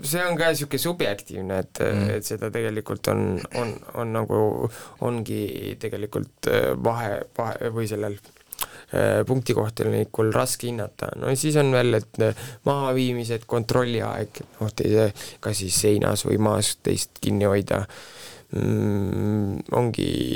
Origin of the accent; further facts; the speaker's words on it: Viljandi, Viljandi County, Estonia; moved away as an adult; also born or lived in Tartu; ma olen Viljandist pärit, läksin ülikooli Tartusse